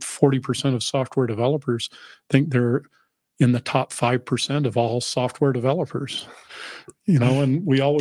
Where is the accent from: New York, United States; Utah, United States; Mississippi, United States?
Utah, United States; Salt Lake City; moved away; also born or lived in New England; I grew up in Salt Lake and my children grew up in New England